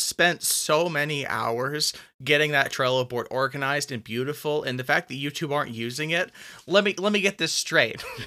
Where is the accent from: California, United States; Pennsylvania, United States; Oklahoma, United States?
California, United States; now in Colorado, United States; I am from California, but I'm not now